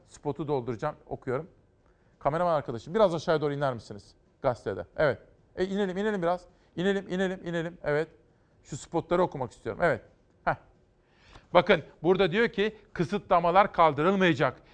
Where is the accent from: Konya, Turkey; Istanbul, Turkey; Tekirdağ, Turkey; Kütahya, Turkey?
Kütahya, Turkey; Kütahya'ya geçiyorum memleketime